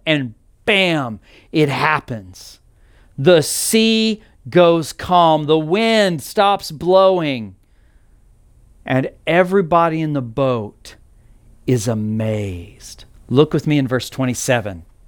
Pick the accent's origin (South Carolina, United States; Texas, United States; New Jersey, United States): Texas, United States; Texas Panhandle, United States; moved away as an adult; now in Arizona, United States; I grew up in Texas, specifically the Texas Panhandle